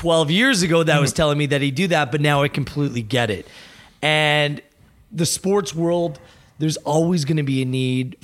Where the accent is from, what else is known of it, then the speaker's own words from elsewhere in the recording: Burlington, Ontario, Canada; moved away as an adult; also born or lived in London, Ontario; now in Toronto, Canada; I grew up in Burlington